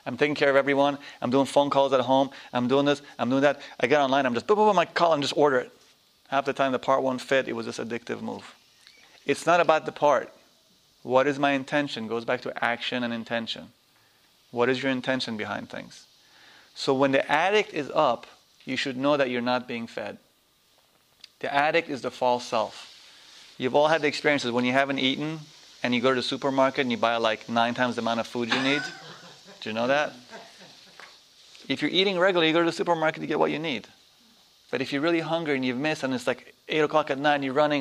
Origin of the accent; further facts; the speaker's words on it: New York, United States; I'm a New Yorker, not an American